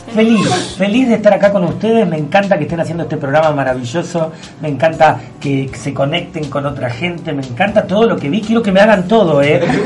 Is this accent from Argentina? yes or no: yes; Argentina; como argentinos